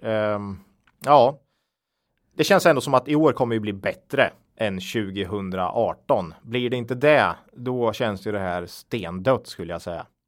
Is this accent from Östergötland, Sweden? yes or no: yes; Östergötland, Sweden; accent: östgötska; vi får ju lite skit för vår dialekt ibland